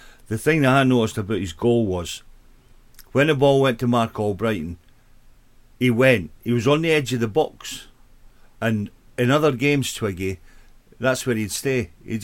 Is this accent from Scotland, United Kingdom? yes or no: yes; Scotland, United Kingdom; I'm Scottish